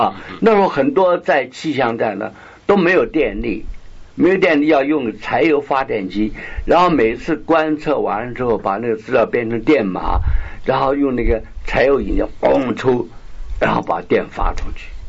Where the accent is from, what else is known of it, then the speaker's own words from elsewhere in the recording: Beijing, China; moved away; 因为我是北京人嘛，这样。不过在外面流浪很久，并不是纯粹是北京话啊。